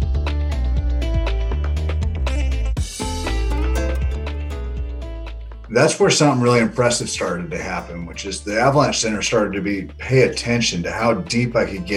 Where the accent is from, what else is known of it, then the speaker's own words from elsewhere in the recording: Wenatchee, Washington, United States; also born or lived in Seattle, Washington / Bellingham, Washington; now in Maple Falls, United States; I grew up in Wenatchee, Washington, central Washington